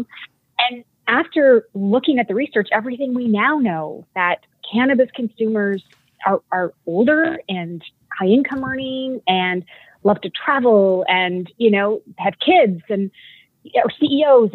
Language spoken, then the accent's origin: English; Canada; accent: Canadian; moved away as an adult; now in California, United States; you'll hear my Canadian when I say about